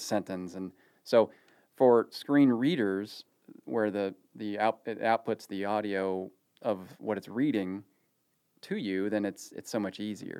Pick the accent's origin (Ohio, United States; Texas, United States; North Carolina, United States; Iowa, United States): Ohio, United States; now in Dallas, United States; growing up in the eighties in Ohio